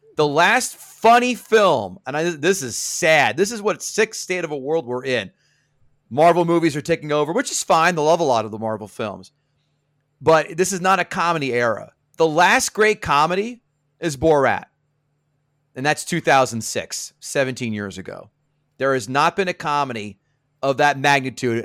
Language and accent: English; Central New Jersey, United States; I'm from Central Jersey